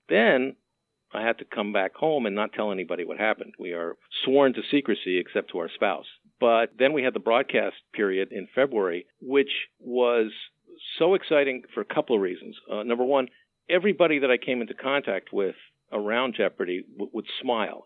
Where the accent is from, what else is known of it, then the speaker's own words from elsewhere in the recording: Montreal, Quebec, Canada; I grew up in Montreal